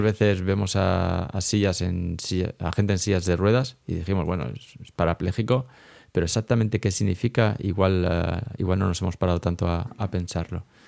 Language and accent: Spanish; Elche, Valencian Community, Spain; moved away as an adult; now in Lausanne, Switzerland; yo soy un ilicitano de Elche, eh, afincado aquí en Suiza de hace una buena década.